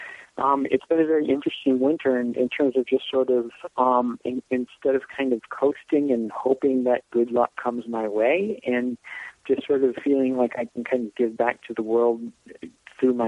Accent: Brown Deer, Wisconsin, United States; also born or lived in Los Angeles; I've been in Milwaukee in Brown Deer, where I grew up, which is a suburb on the north side of the city.

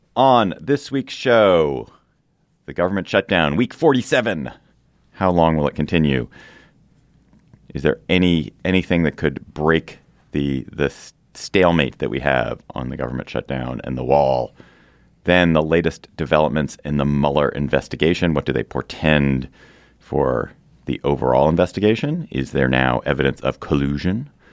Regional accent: Washington, District of Columbia, United States; here in Washington, D C, my hometown

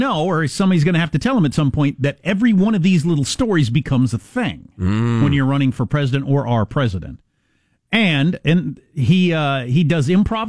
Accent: Michigan, United States; I'm his husband. And I'm from Michigan and I've been a school teacher.

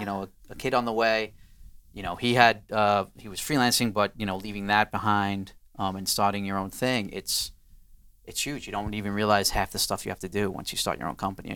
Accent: New York City, New York, United States; I'm from Queens

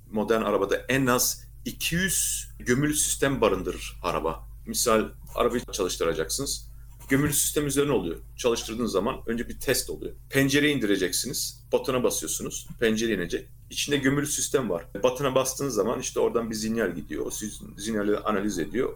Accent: Erlangen, Bavaria, Germany; also born or lived in Nuremberg; Ben Erlangen doğumluyum.

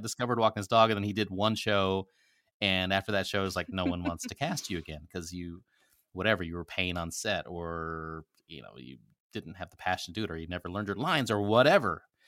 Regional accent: Nebraska, United States; also born or lived in Philippines; I grew up in a very small town in Nebraska

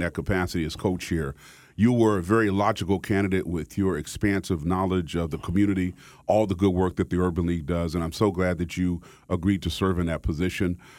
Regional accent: Wichita, Kansas, United States; moved away as an adult; also born or lived in Cambridge, Massachusetts / Philadelphia; now in West Palm Beach, United States; country boy from Kansas. I was born and raised in Wichita, Kansas

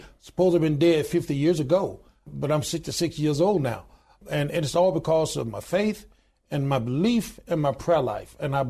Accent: Deep South, United States; born there; as I said, I was born in the Deep South. My father worked extremely hard. We didn't have a whole lot.

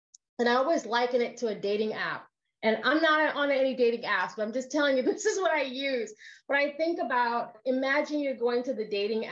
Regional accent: Jamaica; I'm Jamaican

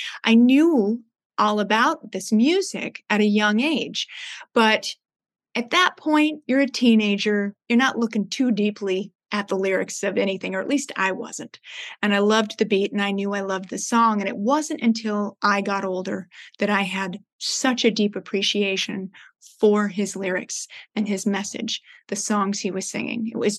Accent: Palos Verdes Estates, California, United States; You know, I grew up here in Los Angeles on the beaches. I grew up in a surf town, Palos Verdes Estates.

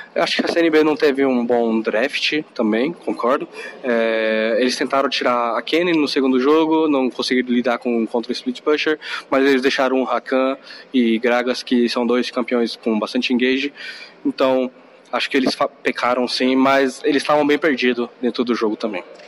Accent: Japan; eu sou nascido no Japão

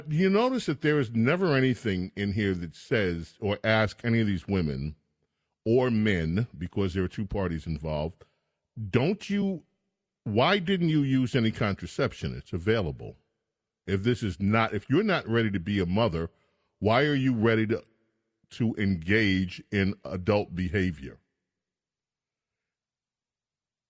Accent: New York, United States; I grew up in New York during the midst of the sexual revolution.

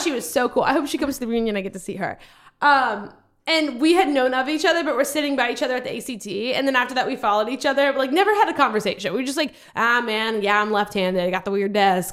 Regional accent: Louisiana, United States; moved away; I'm from Louisiana

